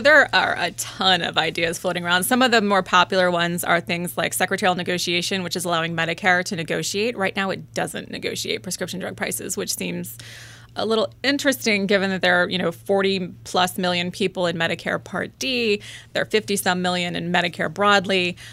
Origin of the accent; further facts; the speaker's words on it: Springfield, Virginia, United States; I grew up in Springfield, Virginia